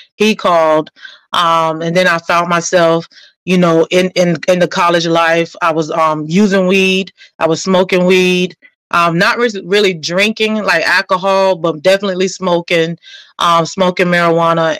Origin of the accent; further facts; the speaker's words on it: Fort Lauderdale, Florida, United States; also born or lived in New Jersey; born and raised in Fort Lauderdale